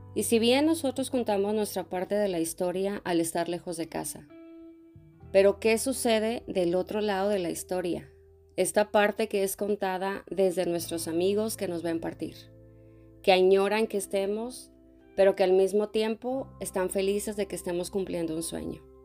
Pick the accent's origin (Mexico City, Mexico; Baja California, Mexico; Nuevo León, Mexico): Nuevo León, Mexico; Monterrey; moved away as an adult; desde Monterrey desde mi tierra